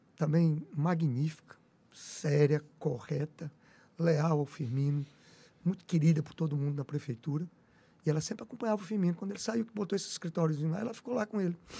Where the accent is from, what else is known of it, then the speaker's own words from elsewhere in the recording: Teresina, Piauí, Brazil; como teresinense que sou apaixonado por minha cidade.